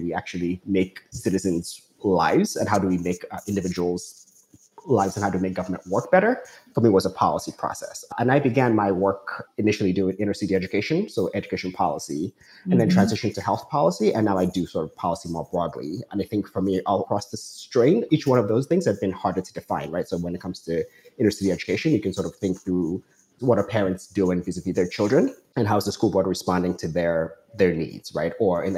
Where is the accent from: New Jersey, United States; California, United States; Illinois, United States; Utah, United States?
New Jersey, United States; Newark; Newark. So that's what I consider home.